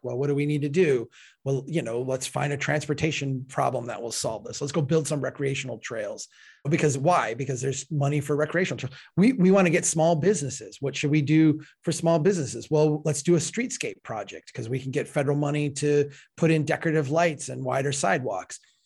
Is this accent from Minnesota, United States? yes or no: yes; Minnesota, United States; Falcon Heights, Minnesota, my home state